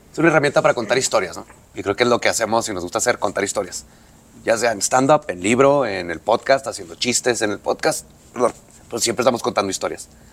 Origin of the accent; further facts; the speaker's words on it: Ciudad Juárez, Chihuahua, Mexico; somos de Juárez